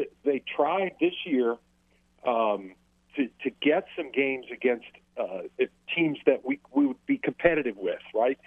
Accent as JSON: {"language": "English", "region": "Southern Illinois", "country": "United States", "tie": "born or raised there", "moved": "yes", "said": "I grew up in Southern Illinois across the river from St. Louis"}